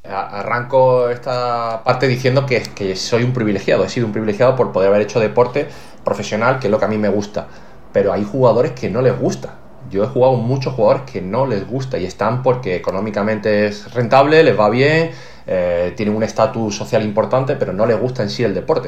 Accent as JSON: {"language": "Spanish", "town": "Málaga", "region": "Andalusia", "country": "Spain", "said": "yo soy un tío de Málaga que ha jugado muchos años en Málaga, rodeado de familia"}